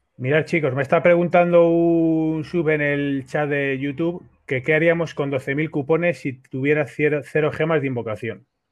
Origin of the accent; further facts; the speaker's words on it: Spain; somos todos de España